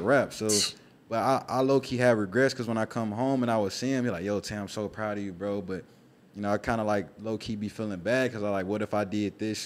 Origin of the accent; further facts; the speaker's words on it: Memphis, Tennessee, United States; I'm from Memphis